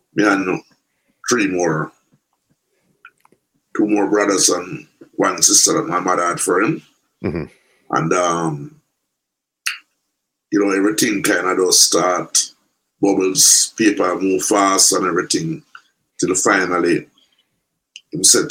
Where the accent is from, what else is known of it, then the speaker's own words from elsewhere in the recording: Kingston, Saint Andrew, Jamaica; I grew up in an area, St. Andrew, Kingston 6, so like a town named Tavern, right in Papine area